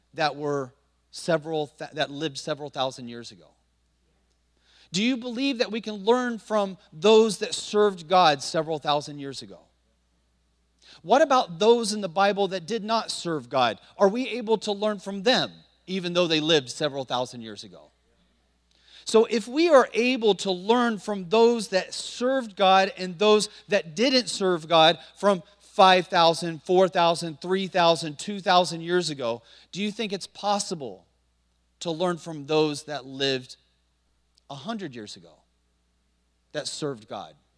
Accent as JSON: {"language": "English", "town": "Montpelier", "region": "Indiana", "country": "United States", "tie": "born or raised there", "moved": "as an adult", "lives_now": "China", "said": "Most people have never heard of a little small town in northern Indiana called Montpelier, Indiana."}